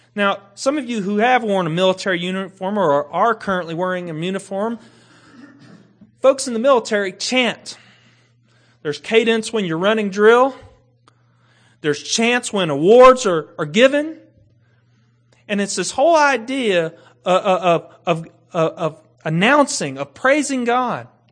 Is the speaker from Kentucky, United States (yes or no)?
yes; Kentucky, United States; I grew up in Kentucky.